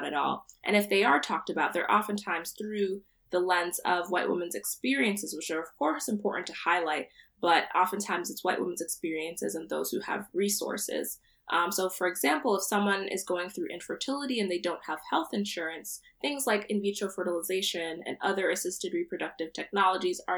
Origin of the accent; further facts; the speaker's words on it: Central New Jersey, United States; I'm from Central New Jersey. My parents are Nigerian, but I was born here, so I identify as a Nigerian American woman